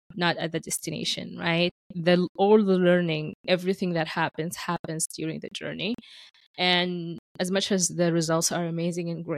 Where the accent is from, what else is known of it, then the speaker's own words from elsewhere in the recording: Sudan; moved away as an adult; now in Canada; I am an immigrant who has been living in Canada for 11 years. My origin is from Sudan